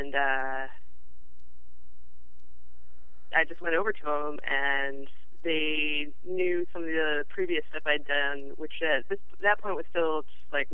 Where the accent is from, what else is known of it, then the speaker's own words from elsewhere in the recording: New Jersey, United States; now in Brooklyn, United States; I'm technically from New Jersey, but I'm in Brooklyn now